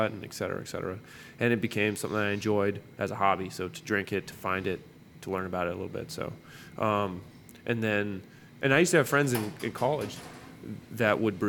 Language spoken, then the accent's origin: English; Montana, United States; moved away; I hail from Montana, and I went to college there